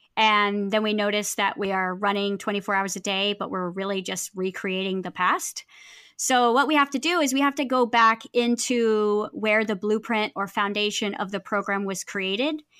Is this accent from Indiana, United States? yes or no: no; California, United States; moved away; I grew up in California, and, you know, my family didn't have any money, and so we lived really close to Compton